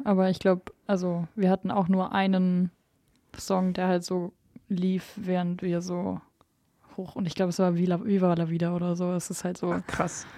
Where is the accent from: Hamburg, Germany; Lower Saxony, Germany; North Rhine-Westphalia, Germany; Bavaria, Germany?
Bavaria, Germany; Jetzt sind wir ja alle aus Bayern hier